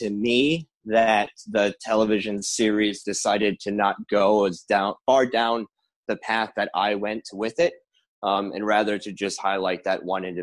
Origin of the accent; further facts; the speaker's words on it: Rhode Island, United States; I'm from Rhode Island. I work here